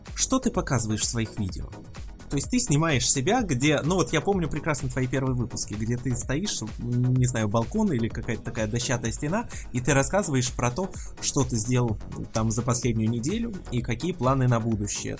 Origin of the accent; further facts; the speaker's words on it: Belarus; ты из Беларуси, в общем-то, как и я